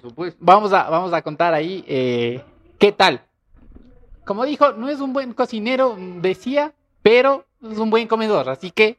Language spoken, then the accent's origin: Spanish; Ecuador; also born or lived in Latacunga; Somos ecuatorianos